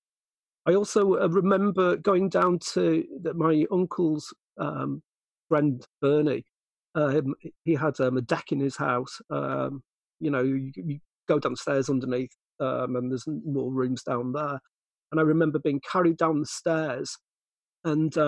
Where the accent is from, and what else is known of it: Guisborough, North East England, United Kingdom; born or raised there; also born or lived in Middlesbrough